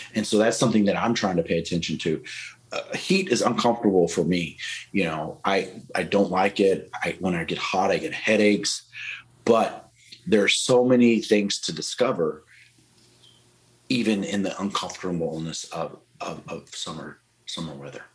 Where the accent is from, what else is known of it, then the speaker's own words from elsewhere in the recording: Texas, United States; moved away; also born or lived in Wisconsin; I grew up in Texas, and Texas is super hot